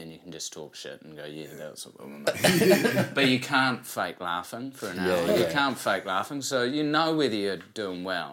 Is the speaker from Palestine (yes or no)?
no; Wellington, New Zealand; I'm from Wellington